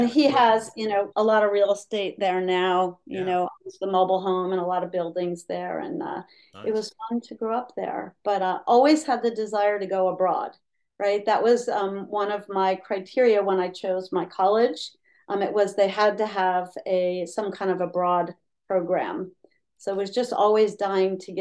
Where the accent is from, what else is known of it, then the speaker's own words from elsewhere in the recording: Hudson Valley, New York, United States; moved away as an adult; also born or lived in Austria / Germany; now in Jackson Hole, United States; growing up in the Hudson Valley, I loved being on the Hudson River